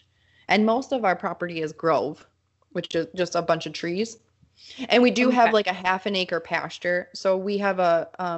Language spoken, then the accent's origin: English; Mankato, Minnesota, United States; So I grew up in Mankato, which is like a 60,000 person city town.